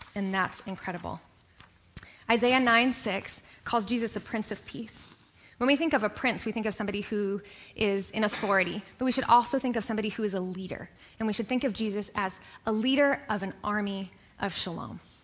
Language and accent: English; Kenya; now in United States; I grew up in Kenya